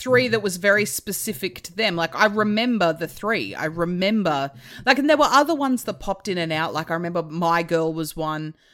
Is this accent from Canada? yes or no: no; Hobart, Tasmania, Australia; moved away; I'm from Hobart originally